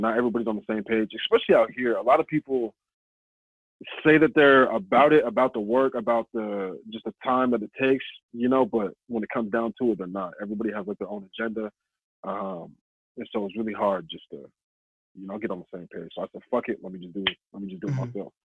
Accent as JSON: {"language": "English", "town": "Snohomish", "region": "Washington", "country": "United States", "tie": "born or raised there", "said": "I grew up out in Snohomish, but I say Everett"}